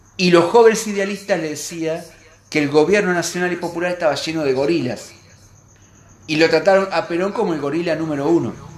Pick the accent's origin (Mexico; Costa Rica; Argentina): Argentina; como peronista, como periodista, como argentino